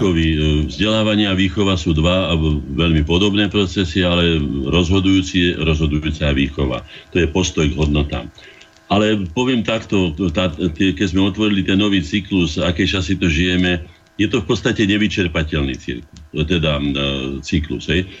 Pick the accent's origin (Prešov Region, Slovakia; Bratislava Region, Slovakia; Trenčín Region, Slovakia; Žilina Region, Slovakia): Bratislava Region, Slovakia; Bratislava; also born or lived in Veselé near Piešťany; som sa narodil v Bratislave už, kde prišli moji rodičia za prácou z vidieka